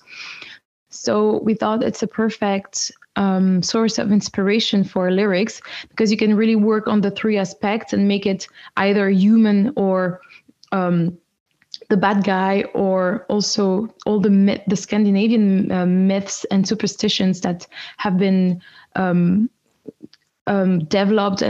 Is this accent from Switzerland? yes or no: yes; French-speaking part of Switzerland, Romandy, Switzerland; I grew up in the French-speaking part of Switzerland